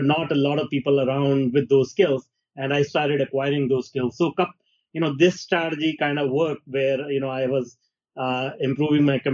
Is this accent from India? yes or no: yes; India; moved away as an adult; now in Canada; I was born in India in a small town, and I grew up there